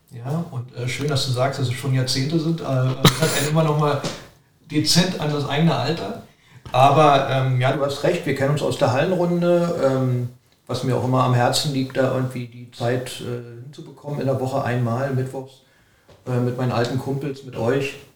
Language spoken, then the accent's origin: German; Berlin, Germany; Ähm, ja, wir sind so ein bisschen kind, Kinder vom Exer